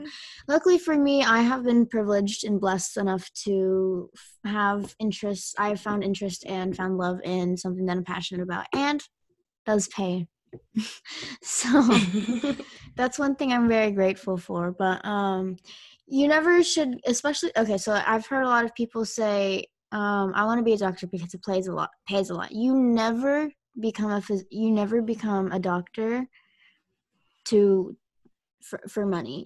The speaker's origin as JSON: {"language": "English", "country": "United States", "tie": "born or raised there", "said": "I grew up in America."}